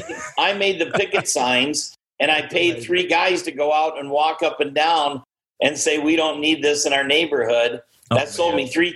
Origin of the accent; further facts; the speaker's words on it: Indiana, United States; moved away; I grew up in Indiana